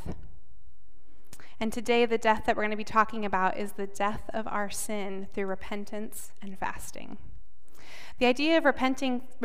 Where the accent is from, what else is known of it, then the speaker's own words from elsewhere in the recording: South Dakota, United States; moved away; also born or lived in Chicago; I grew up in South Dakota, which is mostly an agricultural community